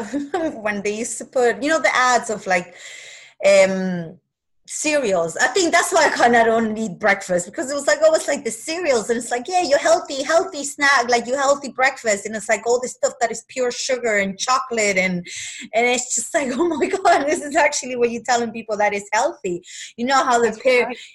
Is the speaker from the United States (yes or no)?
no; Argentina; moved away; I was raised in Argentina